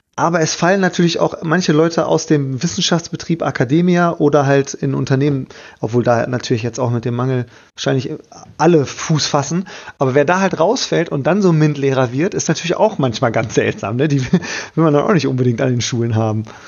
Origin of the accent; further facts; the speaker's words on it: Bielefeld, North Rhine-Westphalia, Germany; ich bin aus Bielefeld